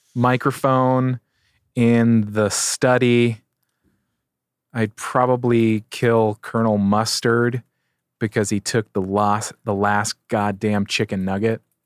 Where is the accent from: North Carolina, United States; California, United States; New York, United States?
California, United States; San Diego; I get to be in my hometown